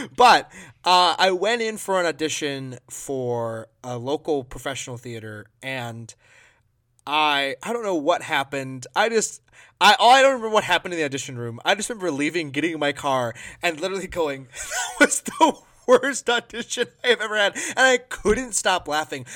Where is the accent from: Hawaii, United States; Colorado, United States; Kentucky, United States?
Hawaii, United States; Maui; moved away as an adult; now in Minnesota, United States; I'm a Maui boy. I grew up in Hawaii.